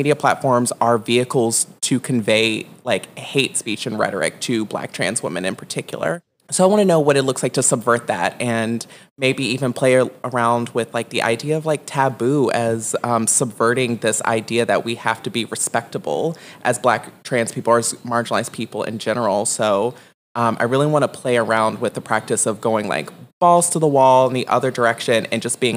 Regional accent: Richmond, Virginia, United States; I am from Richmond, Virginia. Originally, I grew up in the South Side, extremely impoverished

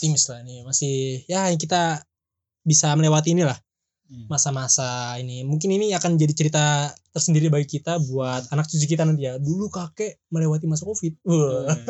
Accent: Jakarta, Indonesia; moved away; sal gue dari Jakarta

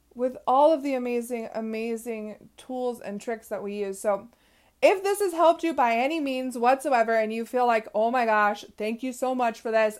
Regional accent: West Coast, United States; I am from the West Coast

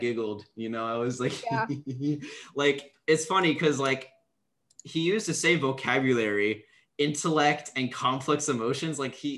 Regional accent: India; I am making fun of Indian people, okay. And I'm Indian.

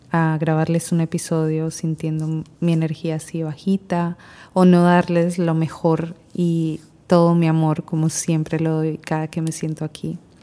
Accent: Colombia; moved away as an adult; now in Panama; Yo soy colombiana, pero vivo desde hace seis años en Panamá

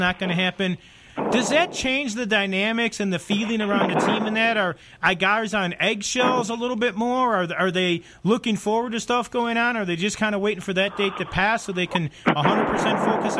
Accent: Chicago, Illinois, United States; now in Las Vegas, United States; I'm from Chicago

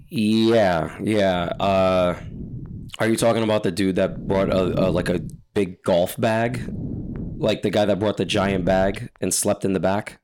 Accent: New York, United States; I'm from New York

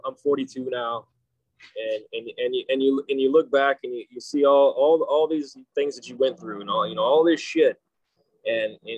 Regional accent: Kansas, United States; moved away as an adult; now in San Diego, United States; I grew up in Kansas. a little hick town in Kansas, no less.

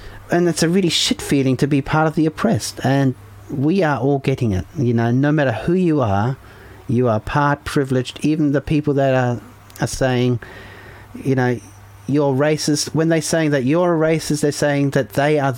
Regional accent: Germany; moved away; I come from Germany, so I was born in Germany

